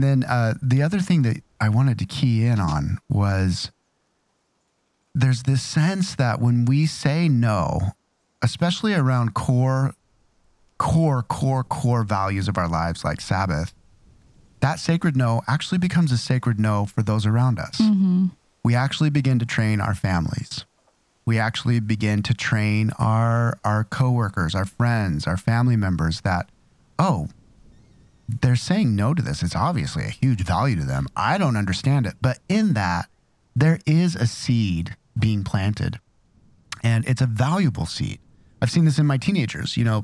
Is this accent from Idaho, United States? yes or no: yes; Idaho, United States; I'm from Idaho